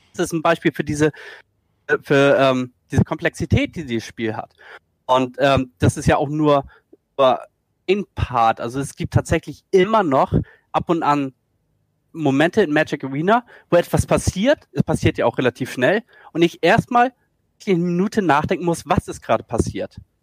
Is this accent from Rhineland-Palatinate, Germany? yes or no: no; Schleswig-Holstein, Germany; komme aus Norddeutschland, äh, aus Schleswig-Holstein